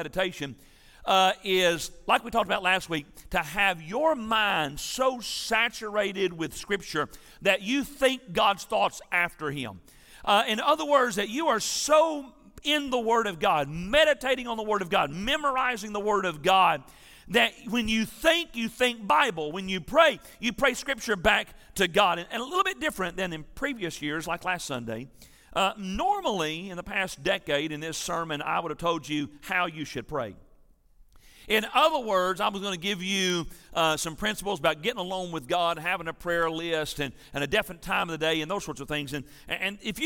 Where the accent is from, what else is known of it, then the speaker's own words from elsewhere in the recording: Tennessee, United States; I'm from Tennessee